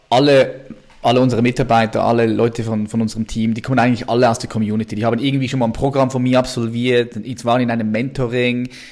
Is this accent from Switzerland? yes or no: yes; Switzerland; bei uns in der Schweiz